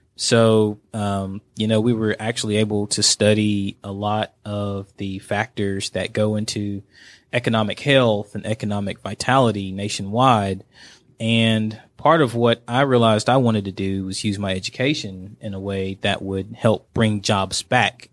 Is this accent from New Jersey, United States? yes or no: no; Dalton, Georgia, United States; my hometown, Dalton, Georgia. That's where I was born and raised